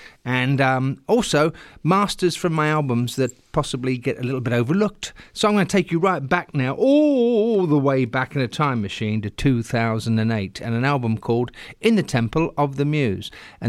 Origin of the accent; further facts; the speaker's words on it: England, United Kingdom; moved away as an adult; I grew up in England listening to Trojan Records, great releases through the late 60s and 70s